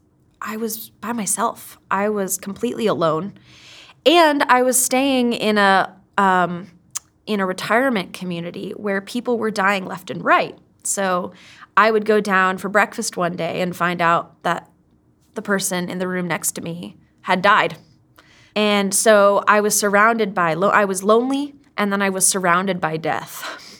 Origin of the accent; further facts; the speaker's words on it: Kenya; moved away as an adult; now in United States; I mean, I grew up in Kenya, I grew up overseas, and which really shaped me. That really made me who I am today. After finishing high school, I came to the United States, and it was a huge culture shock.